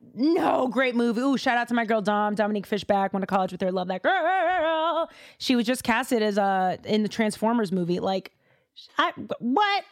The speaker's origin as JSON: {"language": "English", "town": "Boston", "region": "Massachusetts", "country": "United States", "said": "I'm from Boston"}